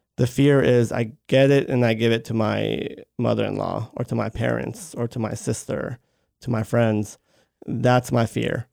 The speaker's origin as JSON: {"language": "English", "town": "Baltimore", "region": "Maryland", "country": "United States", "also_born_or_lived": "Georgia", "moved": "yes", "said": "I am originally from Maryland, from Baltimore, Maryland"}